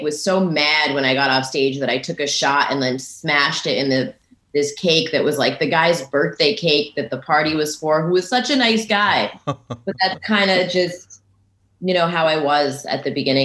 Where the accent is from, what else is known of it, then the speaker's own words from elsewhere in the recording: Connecticut, United States; moved away as an adult; also born or lived in New York; I'm actually from Connecticut. That's where I started comedy. And then after like 3 years or so, I moved to New York.